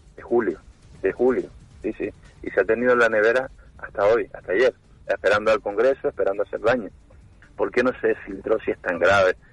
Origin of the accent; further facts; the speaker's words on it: Tejina, Canary Islands, Spain; yo soy un chico de Tejina